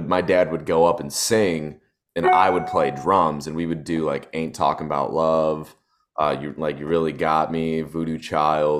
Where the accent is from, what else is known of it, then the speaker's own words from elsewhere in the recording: Detroit, Michigan, United States; moved away as an adult; now in Nashville, United States; I grew up in Detroit, Michigan